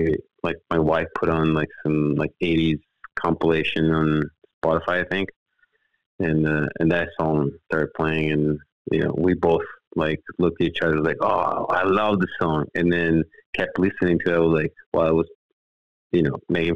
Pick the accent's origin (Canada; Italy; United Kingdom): Italy; born or raised there; moved away as an adult; now in Los Angeles, United States